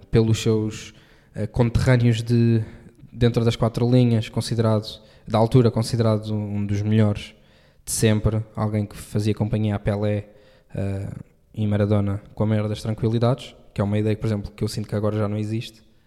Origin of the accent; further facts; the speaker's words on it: Portugal; enquanto português, sim, um, e enquanto português